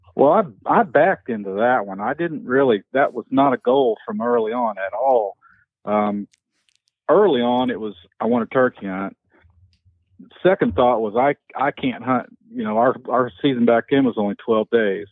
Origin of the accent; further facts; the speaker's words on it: southern hills of Indiana, United States; I grew up in the Southern Hills, Indiana, rolling hills, hardwoods, oak hickories